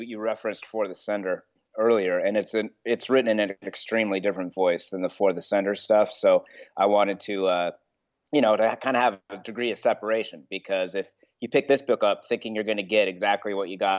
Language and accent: English; Long Beach, California, United States; I grew up on Park Avenue in Long Beach, California